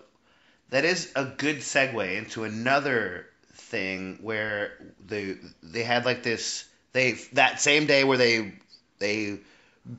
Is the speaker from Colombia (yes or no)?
yes; Colombia; moved away; I'm from Colombia